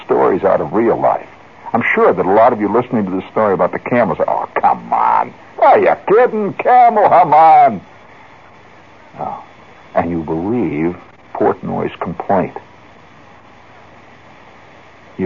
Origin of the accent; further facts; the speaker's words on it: Indiana, United States; moved away; I'm from Indiana